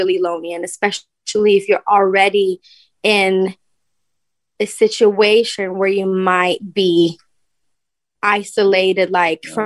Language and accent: English; Stockholm, Stockholm County, Sweden; I love my hometown. I love Stockholm